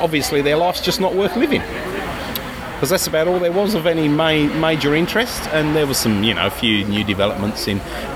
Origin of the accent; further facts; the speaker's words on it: England, United Kingdom; accent: Pommy; now in Australia; It's my Pommy accent.